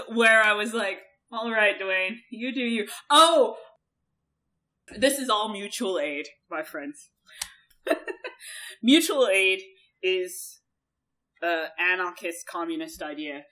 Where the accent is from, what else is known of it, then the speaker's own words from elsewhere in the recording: United States; I'm American. I am